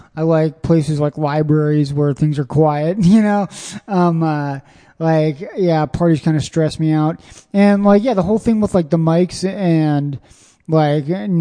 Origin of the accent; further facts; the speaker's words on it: Springfield, Missouri, United States; now in Austin, United States; I'm from Springfield, Missouri, where there's one club, maybe two a week that you can do.